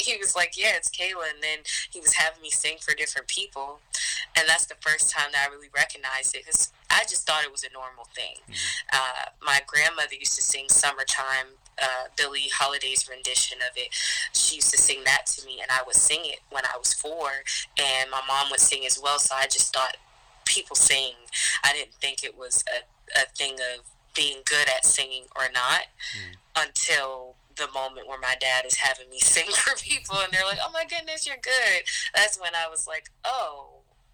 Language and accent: English; Baltimore, Maryland, United States; moved away as an adult; now in Atlanta, United States; I am from Baltimore, and as a kid, I've always been interested in the arts